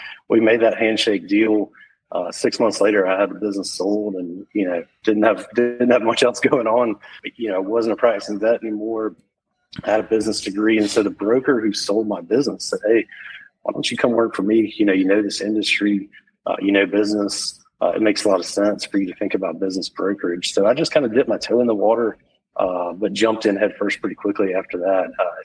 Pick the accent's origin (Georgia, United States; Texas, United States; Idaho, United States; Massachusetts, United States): Georgia, United States; Macon; I grew up in Macon, Georgia